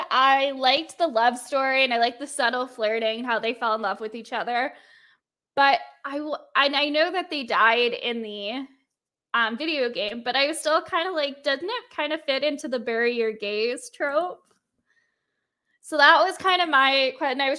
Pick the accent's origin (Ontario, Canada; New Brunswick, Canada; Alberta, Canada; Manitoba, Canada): Alberta, Canada; Calgary; And they're actually filming it in my hometown.